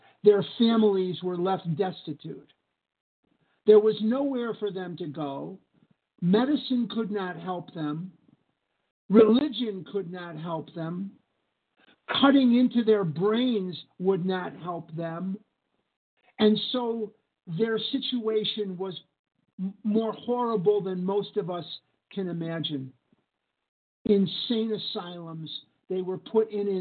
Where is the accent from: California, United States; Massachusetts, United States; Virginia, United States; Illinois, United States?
Illinois, United States; Chicago; now in Scottsdale, United States; I live in Scottsdale, Arizona, but I'm born and raised in Chicago, Illinois, crown jewel of the Midwest.